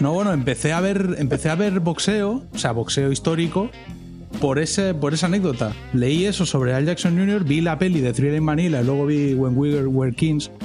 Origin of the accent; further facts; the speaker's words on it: Spain; somos españoles